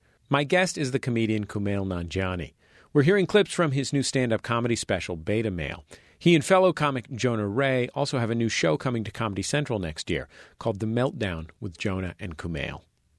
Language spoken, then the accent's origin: English; Karachi, Sindh, Pakistan; the reason that you get to tell that joke isn't just, oh, I'm from Karachi, so I can tell this joke.